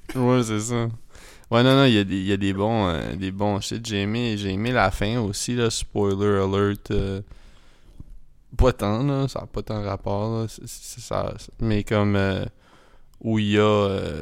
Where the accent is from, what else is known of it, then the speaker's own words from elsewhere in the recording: Edmundston, New Brunswick, Canada; on vient d'Edmundston